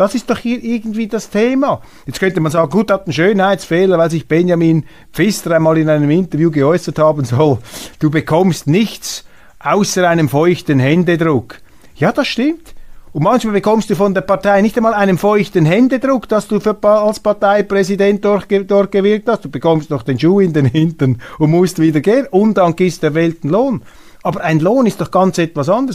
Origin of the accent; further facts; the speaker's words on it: Switzerland; als Schweizer Bürger